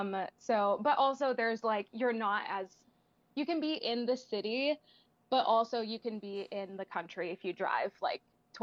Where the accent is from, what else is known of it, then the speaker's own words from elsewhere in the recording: Nashville, Tennessee, United States; I was born and raised in Nashville, Tennessee. I get this like title of unicorn because I've lived here my whole life.